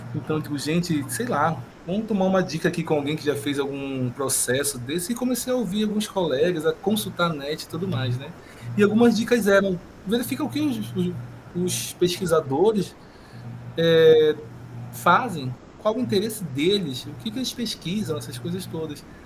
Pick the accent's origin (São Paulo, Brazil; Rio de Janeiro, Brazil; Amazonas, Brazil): Amazonas, Brazil; Parintins; Sou aqui do interior do Amazonas, Parintins